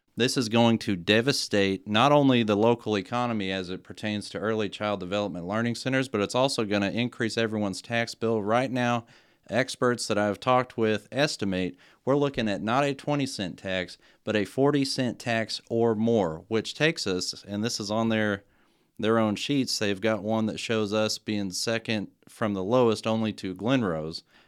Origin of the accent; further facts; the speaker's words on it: GISD area, Texas, United States; I'm a product of G H S. This is my hometown